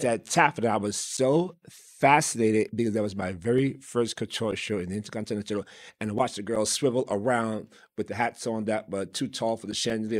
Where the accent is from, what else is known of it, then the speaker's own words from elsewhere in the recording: New York City, New York, United States; growing up in New York City in the South Bronx, seven, you know, number seven out of ten kids